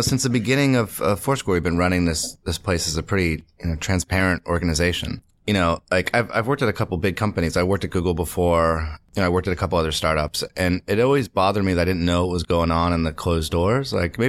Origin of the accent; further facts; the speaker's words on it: Medway, Massachusetts, United States; I'm from right outside of Boston, about 40 minutes outside of Boston in the suburbs. It's a town called Medway, Massachusetts.